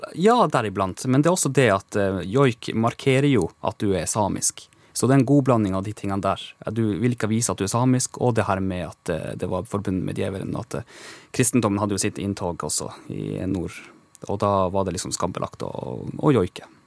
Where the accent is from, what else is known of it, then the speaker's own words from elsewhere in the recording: Kautokeino, Finnmark, Norway; accent: Kautokeino dialect; moved away as an adult; also born or lived in Tromsø; now in Oslo, Norway; Jeg har jo vokst opp med den samiske kulturen rundt meg hele tiden, gjennom hele livet, opp til jeg var 19 år. Da fikk jeg kjenne på at jeg var litt forskjellig fra de andre når jeg flytta fra Kautokeino til Tromsø